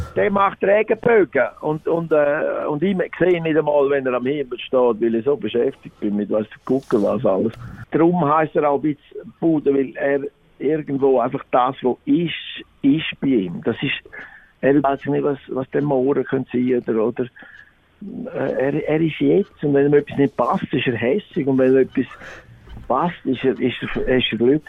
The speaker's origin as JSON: {"language": "German", "town": "Chur", "region": "Graubünden", "country": "Switzerland", "tie": "born or raised there", "also_born_or_lived": "Zurich", "said": "bin in Graubünden geboren, in Chur und bin dann auch hier aufgewachsen"}